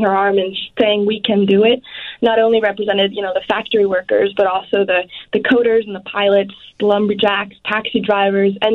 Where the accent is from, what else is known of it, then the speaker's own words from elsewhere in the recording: Washington, District of Columbia, United States; where my home state